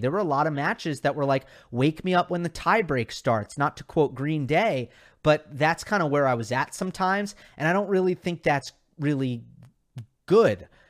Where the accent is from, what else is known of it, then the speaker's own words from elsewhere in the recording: New York, United States; I grew up in New York, so my tennis tournament was the U S Open